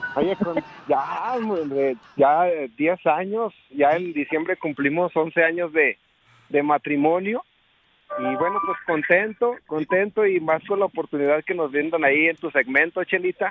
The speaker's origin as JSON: {"language": "Spanish", "town": "Fresnillo", "region": "Zacatecas", "country": "Mexico", "tie": "born or raised there", "moved": "yes", "lives_now": "Colorado, United States", "said": "radicamos ahorita acá en Colorado, pero somos originarios de Fresnillo, Zacatecas"}